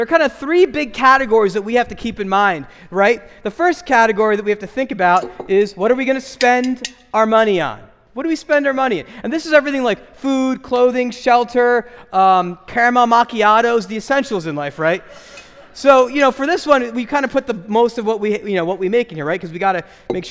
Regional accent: United States; as American Christians

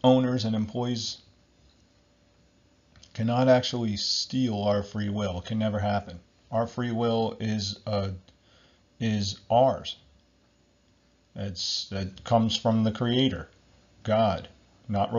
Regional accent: New Jersey, United States; I'm from America, New Jersey

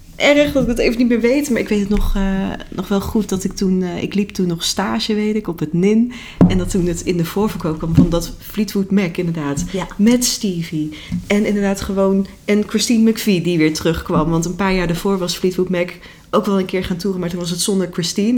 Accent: North Brabant, Netherlands; toen ik opgroeide in Brabant

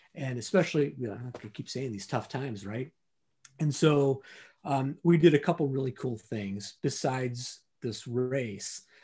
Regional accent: Detroit, Michigan, United States; the Detroit Marathon, right? And that's my hometown

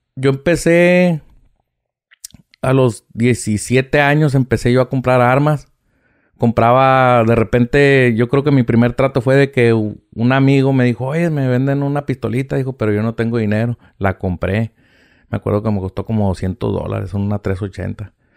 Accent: Mexicali, Baja California, Mexico; de aquí soy de Mexicali

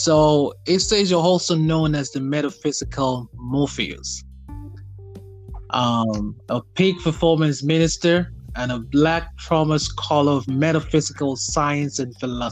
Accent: Nigeria; now in United States; I'm originally from Nigeria, but you know, I'm Nigerian American now

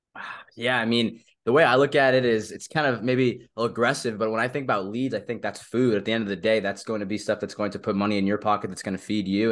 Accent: Southern California, United States; moved away as an adult; also born or lived in Manhattan, New York; I'm originally from Southern California, born and raised there

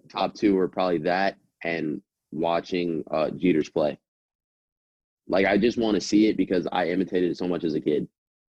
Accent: South Florida, United States; also born or lived in New York; I think just kind of growing up in South Florida, you get pizza

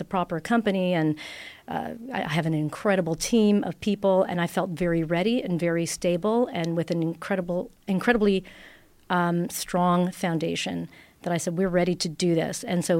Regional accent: Italy; English is a second language; moved away as an adult; now in Toronto, Canada; out of university, I came from Italy, and I opened my first restaurant in Toronto

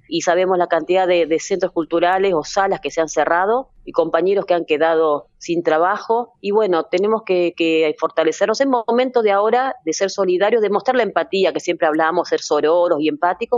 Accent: Buenos Aires, Argentina; yo nací en Buenos Aires

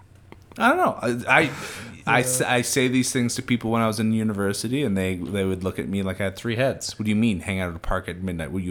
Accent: Northeast, United States; growing up in the Northeast, too, around a lot of different folks

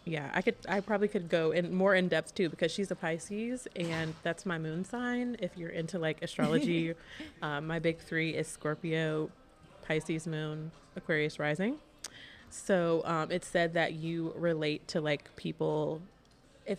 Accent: Columbia, South Carolina, United States; moved away as an adult; also born or lived in Charlotte, North Carolina; I am from Columbia, South Carolina. So I grew up there and moved to Charlotte for college in 2015.

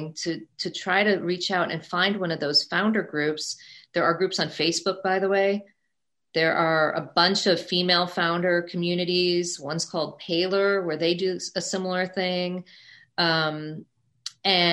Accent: Midwest, United States; moved away as an adult; also born or lived in New York City / Indiana; now in New York, United States; I grew up in the Midwest, as I mentioned. I went to school in the Midwest at Indiana University

